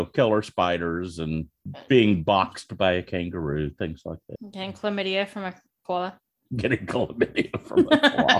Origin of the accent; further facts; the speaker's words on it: Oklahoma, United States; Hey, my Oklahoma people built your fucking pipeline, you know?